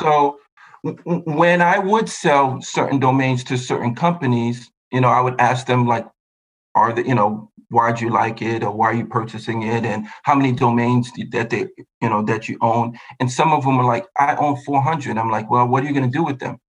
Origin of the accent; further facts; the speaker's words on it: New York, United States; also born or lived in Buffalo / Mexico; I was born and raised in New York, went to school in Buffalo